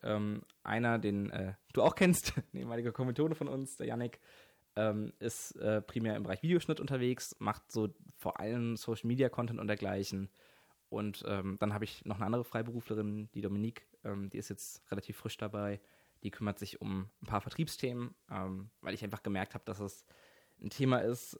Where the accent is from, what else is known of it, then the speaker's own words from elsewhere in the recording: Mannheim area, Baden-Württemberg, Germany; Ich komme so aus der Ecke Mannheim, bisschen außerhalb